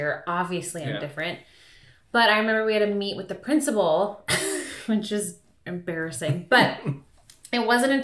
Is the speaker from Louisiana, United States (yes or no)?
no; Stillwater, Minnesota, United States; I grew up in Stillwater, Minnesota